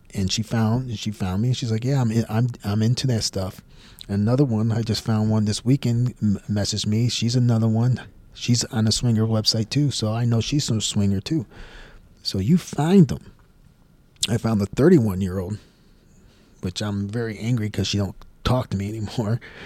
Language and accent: English; Houston, Texas, United States; also born or lived in Tampa, Florida; my hometown, Houston, Texas